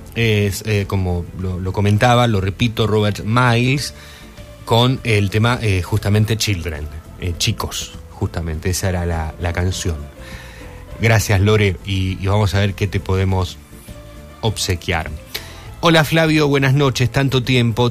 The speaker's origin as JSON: {"language": "Spanish", "country": "Argentina", "said": "Con orgullo somos argentinos"}